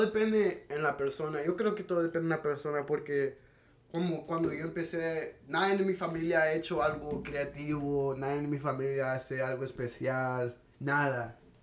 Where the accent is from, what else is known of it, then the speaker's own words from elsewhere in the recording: Houston, Texas, United States; Yo nací aquí en Houston